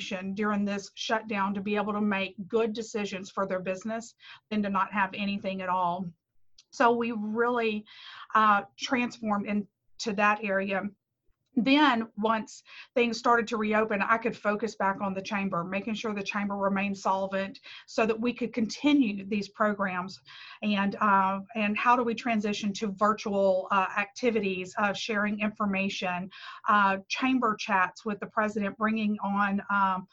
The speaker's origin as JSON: {"language": "English", "town": "Bossier City", "region": "Louisiana", "country": "United States", "tie": "born or raised there", "said": "I love taking care of my hometown"}